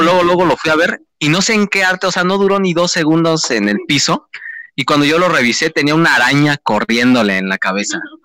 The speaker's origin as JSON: {"language": "Spanish", "region": "State of Mexico", "country": "Mexico", "said": "somos del Estado de México"}